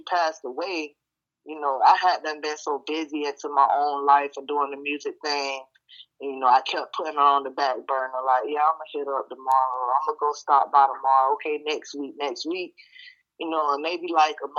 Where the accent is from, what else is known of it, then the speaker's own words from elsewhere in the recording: Vero Beach, Florida, United States; accent: country; I'm from Monroe Heights or Vero Beach, Florida